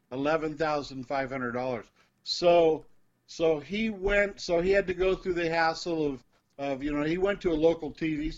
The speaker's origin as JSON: {"language": "English", "country": "United States", "also_born_or_lived": "Philippines", "moved": "as an adult", "said": "I'm an American"}